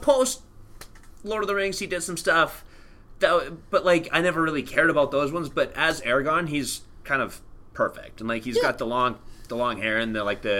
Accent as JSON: {"language": "English", "country": "Canada", "tie": "born or raised there", "said": "It was a formative part of being a Canadian teen"}